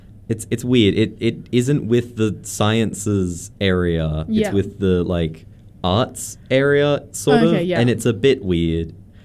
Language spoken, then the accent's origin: English; Ballina, New South Wales, Australia; moved away as an adult; We're both from Ballina.